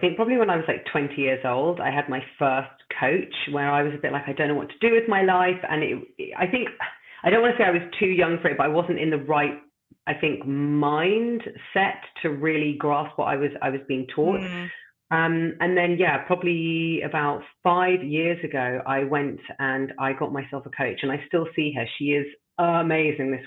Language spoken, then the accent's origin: English; London, United Kingdom; moved away as an adult; now in Amsterdam, Netherlands; I'm originally from London. And as I mentioned to you just before, I've now been living in the beautiful city of Amsterdam for 11 years.